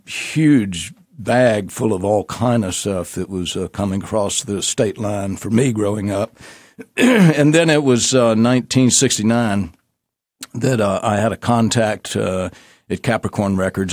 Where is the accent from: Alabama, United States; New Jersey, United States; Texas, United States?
Alabama, United States; moved away; I actually grew up in Alabama